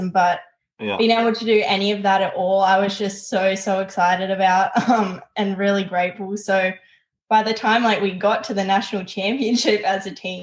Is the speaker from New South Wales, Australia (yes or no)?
yes; Newcastle, New South Wales, Australia; moved away as an adult; I'm from Newcastle, New South Wales